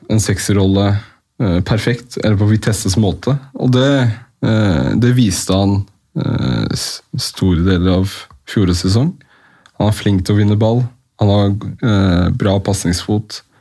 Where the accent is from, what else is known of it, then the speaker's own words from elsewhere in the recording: Oslo, Norway; Ja, foreldrene mine er fra Marokko. Men du er fra Oslo? Jeg er fra Oslo. Ja. Vaskeekte Oslo-gutt. Ja. Gamlebyen? Eh, Jordal.